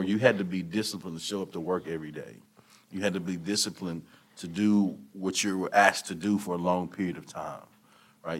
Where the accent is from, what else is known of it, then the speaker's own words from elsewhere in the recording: Hearne, Texas, United States; moved away as an adult; also born or lived in Canyon, Texas / Conroe, Texas; I'm from Hearn, Texas, over by Bryan College Station, small area.